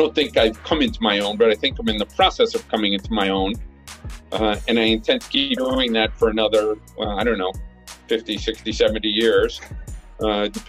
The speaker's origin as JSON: {"language": "English", "region": "New York", "country": "United States", "tie": "born or raised there", "moved": "as an adult", "lives_now": "Japan", "said": "I grew up in Brooklyn"}